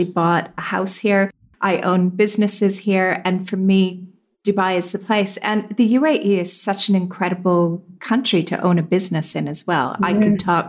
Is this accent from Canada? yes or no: yes; Canada; also born or lived in Europe / London, United Kingdom; now in United Arab Emirates; I'm Canadian